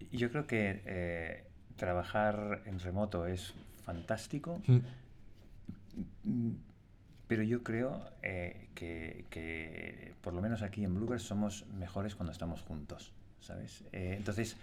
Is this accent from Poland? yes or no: no; Spain; Cómo somos los españoles